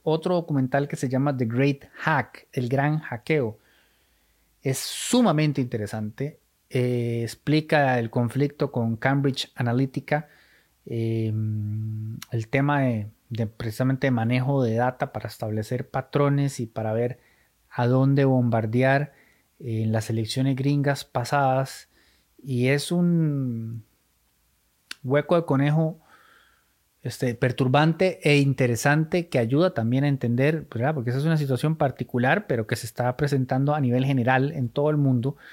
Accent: Costa Rica; somos ticos

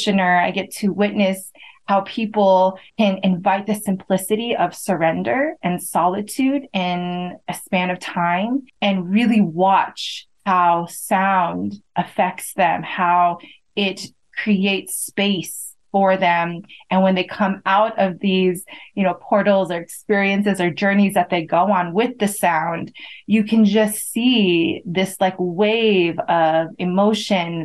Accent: United States; as someone that grew up in America

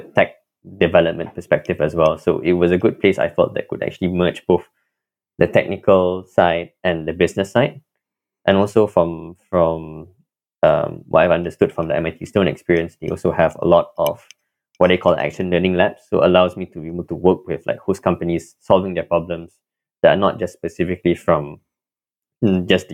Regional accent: Kuala Lumpur, Malaysia; moved away as an adult; now in Cambridge, United States; I'm originally from Kuala Lumpur, Malaysia

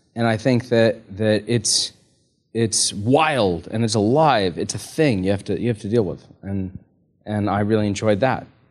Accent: United States; as an American

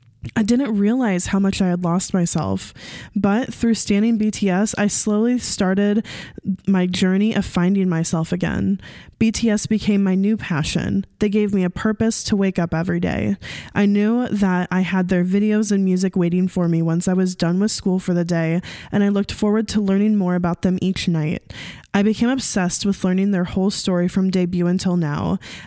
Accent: Hawaii, United States; I'm 21 years old and I'm from Hawaii.

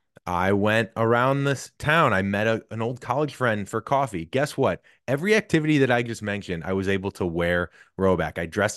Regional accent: St. Louis, Missouri, United States; I'm from St. Louis.

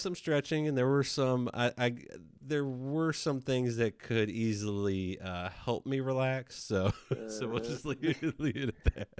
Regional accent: Texas, United States; I mean, I know growing up in Texas, it's a little different than other parts of the country where, you know, the rodeo and things like that.

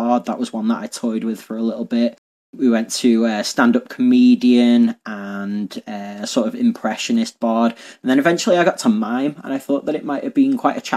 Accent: Liverpool, North West England, United Kingdom; I'm from Liverpool in England

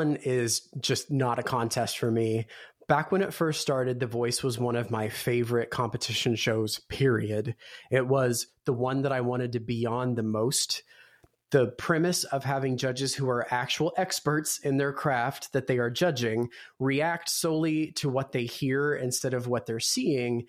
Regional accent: near Harlan, Kentucky, United States; Harlan, Kentucky, which is just a stone's throw away from my hometown.

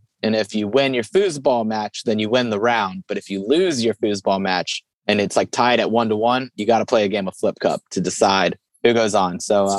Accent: Cincinnati, Ohio, United States; I'm from Cincinnati, but I've got my bike with me.

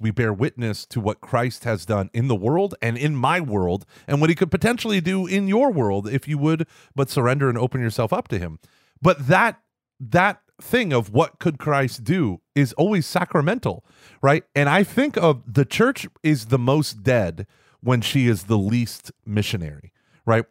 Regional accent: Tulsa, Oklahoma, United States; growing up in Oklahoma, in Tulsa, in that diocese

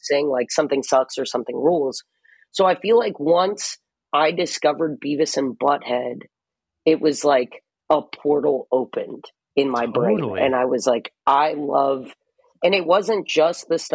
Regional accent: Los Angeles, California, United States; also born or lived in Hawaii; I grew up on the West Side

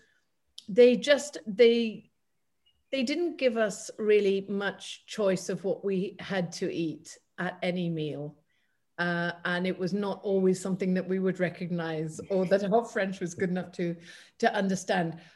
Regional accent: United Kingdom; being British

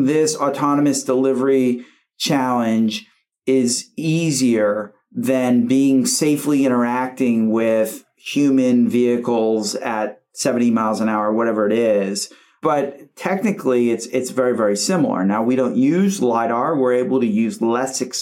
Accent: United States; as an American growing up here

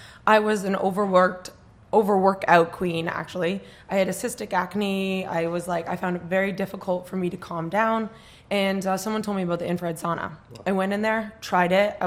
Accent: Canada; now in New York, United States; I'm from Canada, and I've been in New York for 10 years

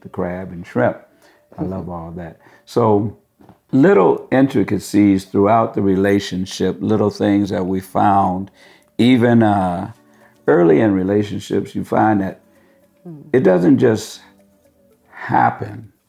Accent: San Francisco, California, United States; I'm from San Francisco originally

